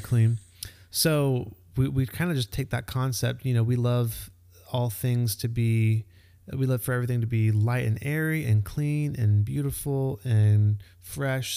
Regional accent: Texas, United States; also born or lived in Florida; now in Georgia, United States; I grew up in Texas

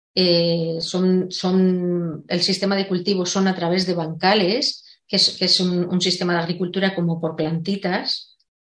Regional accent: Segovia, Castile and León, Spain; now in Madrid, Spain; yo soy de Segovia, pero vivo en Madrid

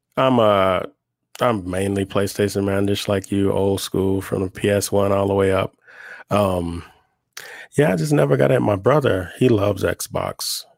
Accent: Oklahoma, United States; now in Albuquerque, United States; I'm from Oklahoma originally. I live in Albuquerque now.

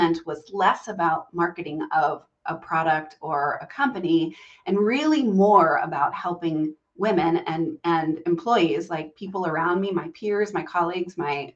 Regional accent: Southern Virginia, United States; I grew up in Southern Virginia and in a very Southern family

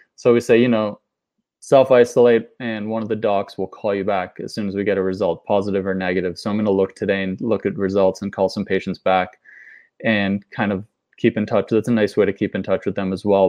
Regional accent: Boston, Massachusetts, United States; moved away; I have my family in Boston. I grew up in Boston

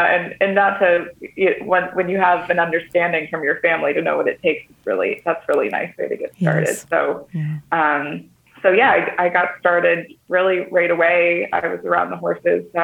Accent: Syracuse, New York, United States; moved away as an adult; also born or lived in Australia; now in Netherlands; I'm from Syracuse, New York.

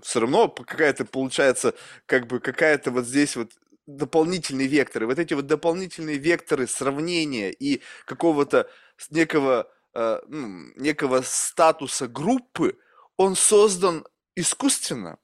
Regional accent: Russia; moved away; also born or lived in United States; рождён я в России, я американский гражданин

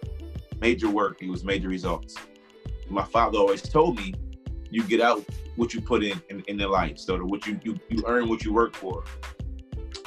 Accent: Harrisburg, Pennsylvania, United States; I'm from Harrisburg, PA

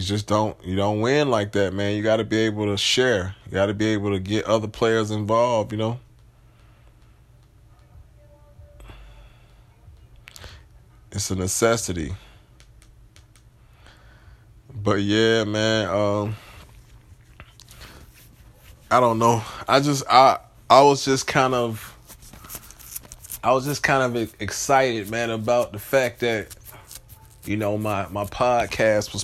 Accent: Atlanta, Georgia, United States; I'm from the South, I'm from Atlanta

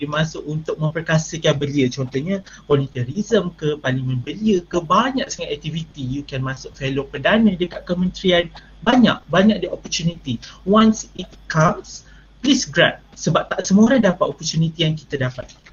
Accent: Malaysia; anak Malaysia yang sangat patriotik

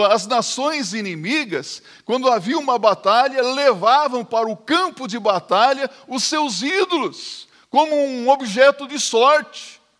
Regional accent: Brazil; Nós que somos brasileiros

